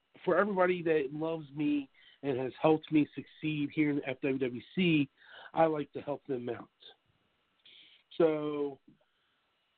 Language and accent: English; Martinsburg, West Virginia, United States; in my hometown, I am doing a signing here locally